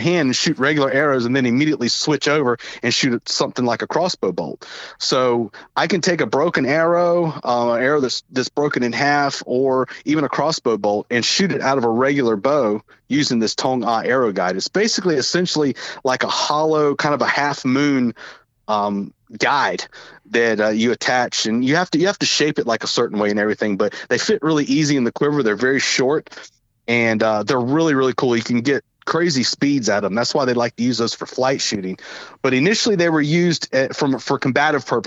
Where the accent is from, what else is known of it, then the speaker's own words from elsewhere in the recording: Southern, United States; accent: Southern; my Southern accent